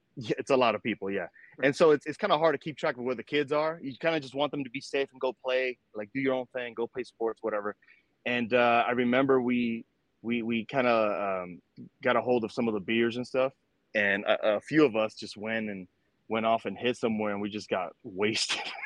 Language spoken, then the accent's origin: English; New York City, New York, United States; I was born in New York City in '89. Uh, so you know, grew up during the '90s. Um, during that time, it was in Washington Heights, uptown Manhattan